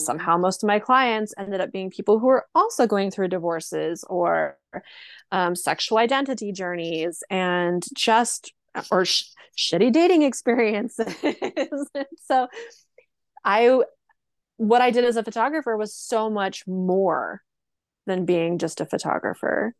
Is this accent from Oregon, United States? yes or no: yes; rural Oregon, United States; also born or lived in Portland, Oregon; I lived in my hometown for a little while until I moved to Portland, Oregon